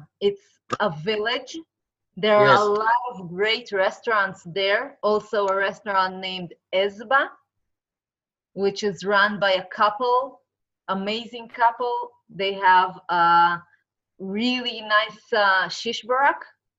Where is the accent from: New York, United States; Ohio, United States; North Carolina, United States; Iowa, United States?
New York, United States; We're from New York.